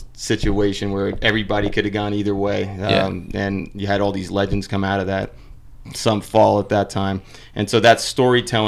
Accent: Spring Valley, New York, United States; now in Los Angeles, United States; Grew up mainly in Rockland County, so Spring Valley, New

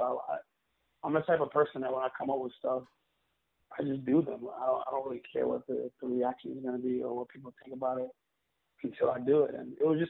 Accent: New York City, New York, United States; also born or lived in Staten Island; I'm born and raised in Brooklyn. I grew up in East Flatbush.

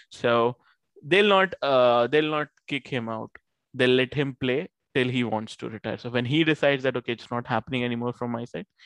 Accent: Australia; Those spells were brutal to watch as an Aussie fan

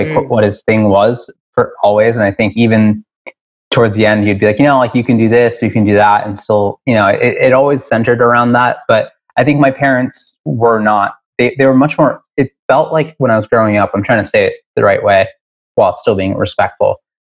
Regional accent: Newburgh, New York, United States; now in Ridgewood, Queens, United States; I grew up in Newburgh, New York. So an hour north of the city

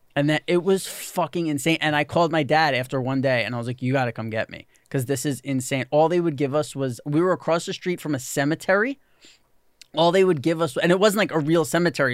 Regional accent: New York City, New York, United States; growing up in New York City, I never knew anyone like

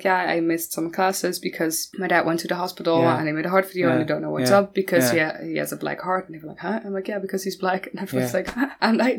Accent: Maastricht, Limburg, Netherlands; I always say Maastricht.

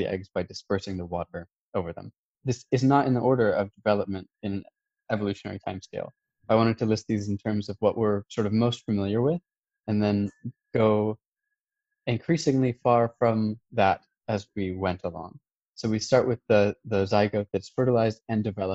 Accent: United States; As an American

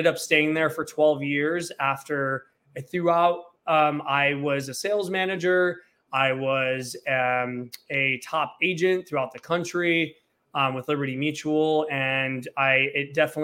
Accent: Flint, Michigan, United States; moved away as an adult; now in Los Angeles, United States; I'm originally from Flint, Michigan

